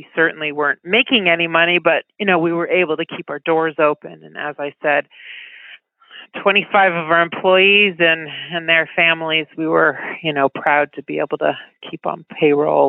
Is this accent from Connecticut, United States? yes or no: yes; West Hartford, Connecticut, United States; moved away; I'm talking to you from my childhood home in Connecticut